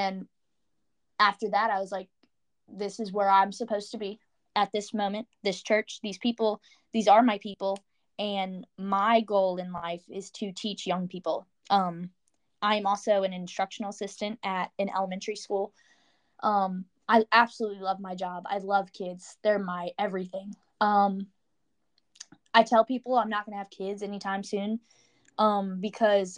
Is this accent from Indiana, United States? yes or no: no; Orange, Virginia, United States; I'm from the Charlottesville area. I'm a little bit outside Charlottesville. I'm from a small town called Orange.